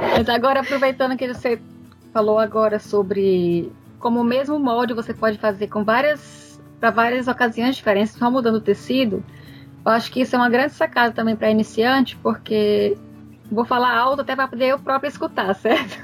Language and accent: Portuguese; Fortaleza, Ceará, Brazil; now in Netherlands; eu sou de Fortaleza